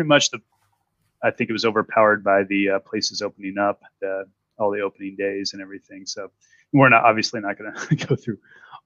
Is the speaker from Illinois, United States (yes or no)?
yes; Illinois, United States; I'm from Illinois